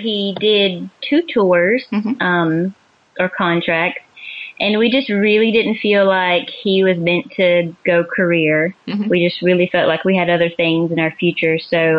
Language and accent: English; southeast corner of Georgia, United States; moved away as an adult; also born or lived in Maryland; now in Canada; We're both from Georgia.